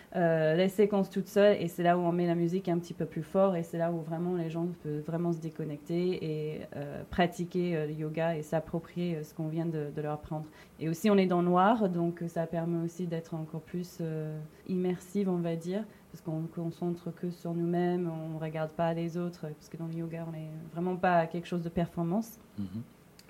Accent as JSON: {"language": "French", "region": "New York", "country": "United States", "moved": "yes", "lives_now": "Paris, France", "said": "je viens de New York"}